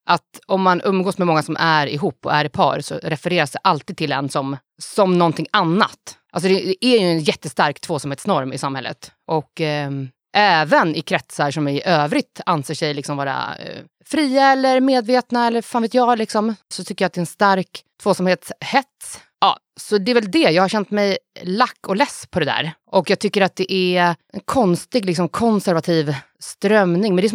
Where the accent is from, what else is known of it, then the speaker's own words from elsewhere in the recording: Stockholm County, Sweden; accent: Stockholm; För vissa säger att jag har en riktigt bred stockholmska.